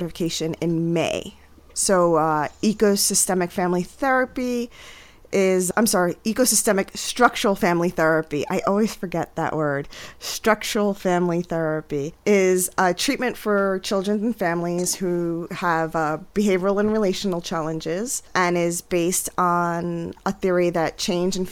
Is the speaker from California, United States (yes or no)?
no; New York City, New York, United States; moved away as an adult; now in Pennsylvania, United States; I was born and raised in the Bronx. And then I moved to rural Pennsylvania